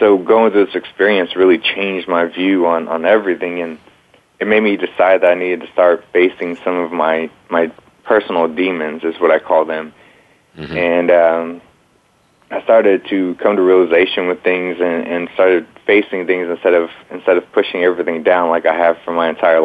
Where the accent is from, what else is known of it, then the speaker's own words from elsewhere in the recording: Dallas-Fort Worth area, Texas, United States; I was raised in the Dallas-Fort Worth area of Texas in a rough area